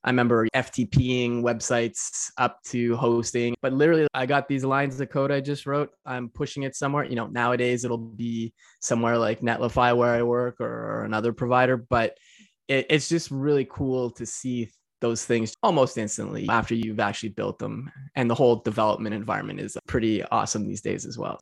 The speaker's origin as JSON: {"language": "English", "town": "Montreal", "region": "Quebec", "country": "Canada", "said": "I'm from Montreal, Quebec, Canada, so East Coast of Canada"}